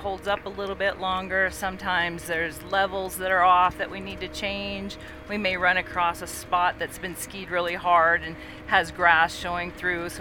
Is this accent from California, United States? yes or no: no; Dubuque, Iowa, United States; now in Park City, United States; So I grew up in Dubuque, Iowa, which is on the Mississippi River